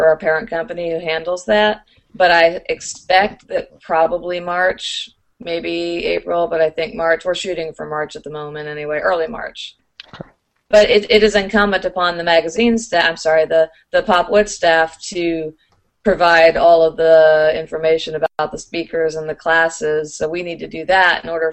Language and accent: English; Louisville, Kentucky, United States; I'm from Louisville